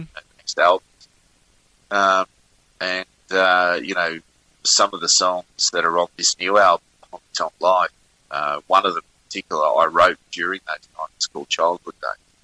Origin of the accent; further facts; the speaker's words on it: Richmond, New South Wales, Australia; now in Melbourne, Australia; my hometown of Richmond in New South Wales. Uh, I'm originally from New South Wales